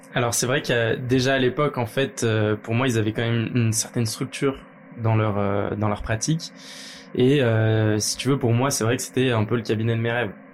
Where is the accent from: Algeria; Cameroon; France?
France; Lyon, Auvergne-Rhône-Alpes; je suis lyonnais de base